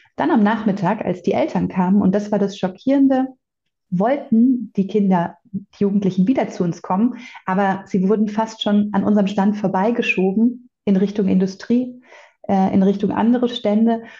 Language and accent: German; Bavaria, Germany; bei uns in Bayern